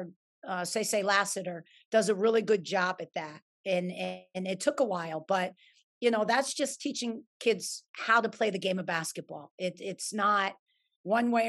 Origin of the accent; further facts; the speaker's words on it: New York, United States; I'm a New Yorker at heart